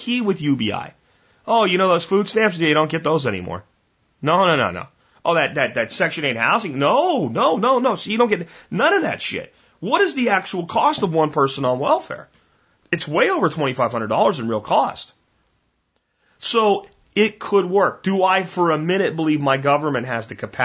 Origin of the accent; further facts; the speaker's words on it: Pennsylvania, United States; the street that I grew up in Pennsylvania had grapevines